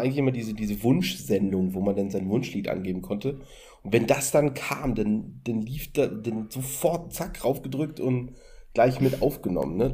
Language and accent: German; Berlin, Germany; ich komme aus Berlin